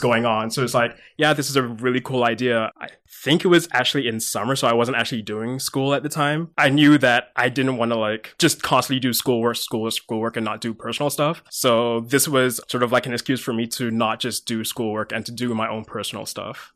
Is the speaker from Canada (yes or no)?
yes; Mississauga, Ontario, Canada; also born or lived in London, England; Then I moved over here when I was eight, year two thousand-ish. Uh, moved to Mississauga